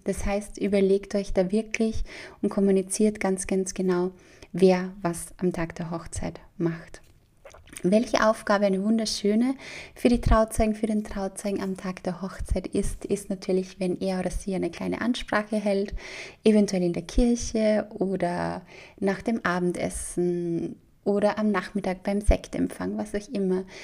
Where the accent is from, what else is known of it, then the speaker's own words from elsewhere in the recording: Austria; bei uns in Österreich